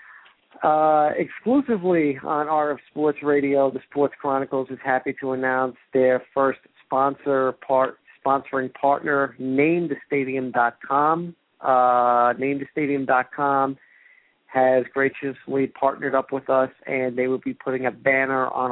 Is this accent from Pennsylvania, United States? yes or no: no; New York, United States; I am from the Northeast, I'm from New York